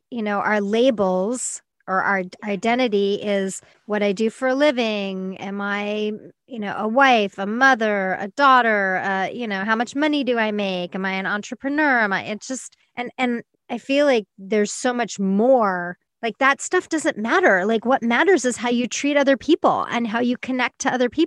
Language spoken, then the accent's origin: English; Colombia; now in Winnipeg, Canada; I am originally from Colombia, from South America.